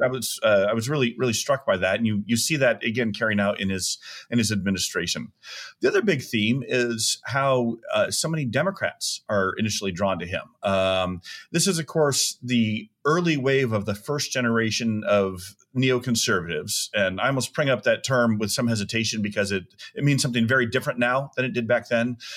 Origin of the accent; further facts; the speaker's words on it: Tucson, Arizona, United States; I grew up in Tucson, Arizona, in the 1970s and 80s